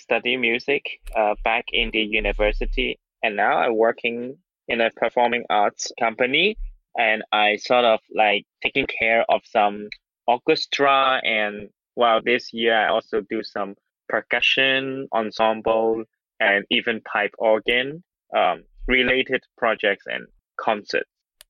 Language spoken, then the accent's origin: English; Hong Kong; I live in Hong Kong. I was born and raised in Hong Kong, and then I currently I work for the arts industry, arts management scene in Hong Kong.